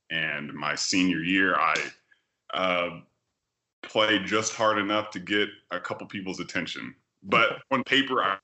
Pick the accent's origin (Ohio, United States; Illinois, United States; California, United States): California, United States; Sacramento; moved away as an adult; also born or lived in Miami, Florida; I'm from Sacramento, California